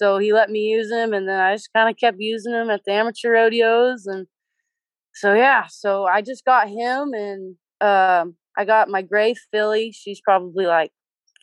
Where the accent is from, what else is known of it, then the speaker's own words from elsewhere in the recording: Hilmar, California, United States; I'm 19 and I'm from Hillmar, California